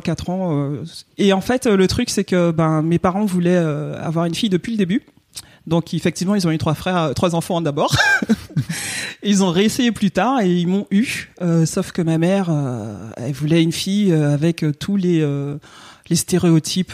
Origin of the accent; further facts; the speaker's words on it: Guadeloupe; je viens de la Guadeloupe